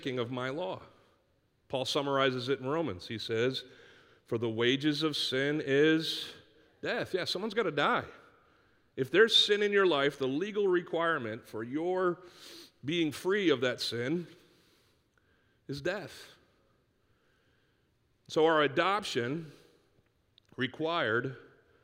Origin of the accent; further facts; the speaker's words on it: Northeast, United States; growing up in the Northeast where you could take cans to this place called the Redemption Center in the middle of our town